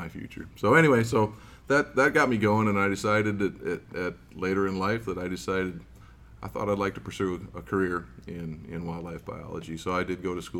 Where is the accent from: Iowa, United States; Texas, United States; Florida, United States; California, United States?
Iowa, United States; moved away; I grew up in Iowa originally